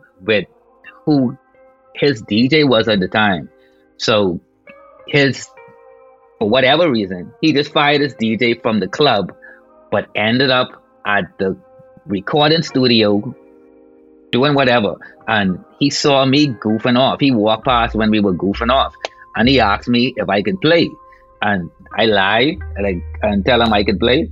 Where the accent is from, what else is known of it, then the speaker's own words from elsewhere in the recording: Nassau, New Providence, Bahamas; I grew up in like the ghetto, right? And Rock Crusher is the name of the place that I'm from. Proud to say I'm from Rock Crusher.